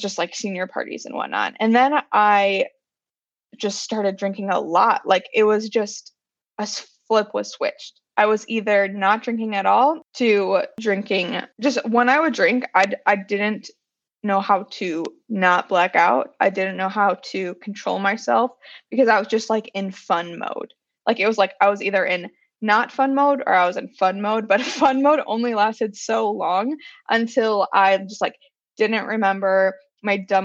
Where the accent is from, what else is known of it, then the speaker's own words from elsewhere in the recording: Wisconsin, United States; I'm from Wisconsin, we would go to Culver's or whatever we would do after school